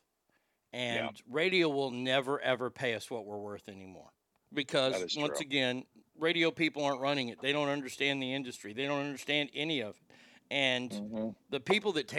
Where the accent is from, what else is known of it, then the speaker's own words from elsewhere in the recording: United States; as an American